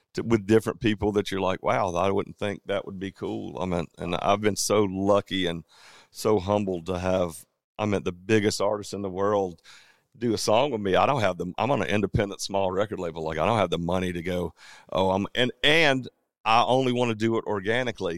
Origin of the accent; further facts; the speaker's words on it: Georgia, United States; We're all from Georgia